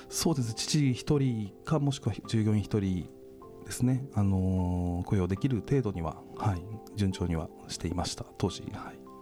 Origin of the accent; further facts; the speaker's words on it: Miyoshi, Tokushima, Japan; moved away as an adult; also born or lived in Osaka; 地元徳島県三好市池田町